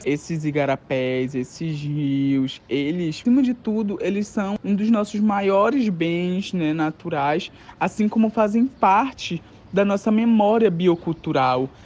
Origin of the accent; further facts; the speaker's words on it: Castanhal, Pará, Brazil; Sou nascido e criado na comunidade na Groveleta, aqui